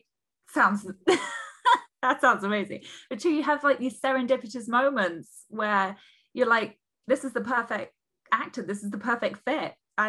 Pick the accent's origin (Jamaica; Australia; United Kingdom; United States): United Kingdom; we're British.